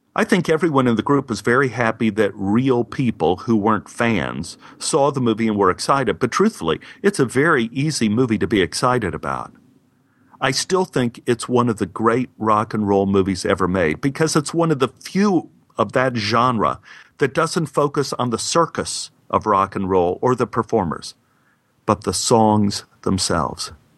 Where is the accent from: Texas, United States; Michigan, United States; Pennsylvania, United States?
Texas, United States; Being a Texan